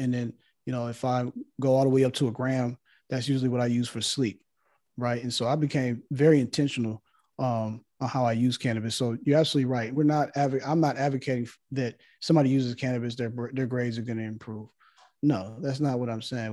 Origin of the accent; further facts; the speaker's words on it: Los Angeles, California, United States; growing up in Los Angeles